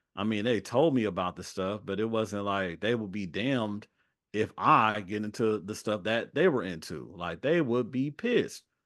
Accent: Los Angeles, California, United States; also born or lived in Atlanta; I'm from Los Angeles

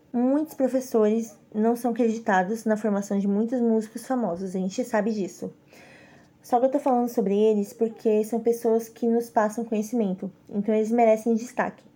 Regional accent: São Caetano do Sul, São Paulo, Brazil; moved away as an adult; also born or lived in Fortaleza; São Caetano do Sul, que é minha cidade natal em São Paulo

